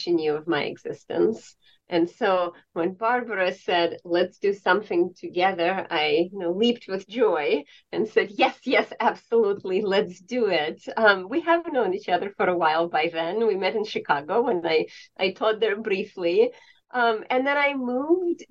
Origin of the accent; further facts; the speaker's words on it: Tallinn, Harju County, Estonia; moved away; Well, I grew up in Estonia. I grew up in Tallinn, and that is a medieval place.